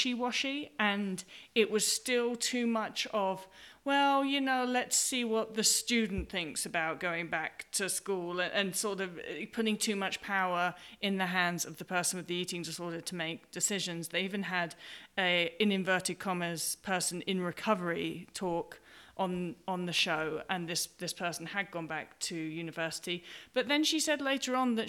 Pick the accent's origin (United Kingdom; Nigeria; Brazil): United Kingdom; I'm British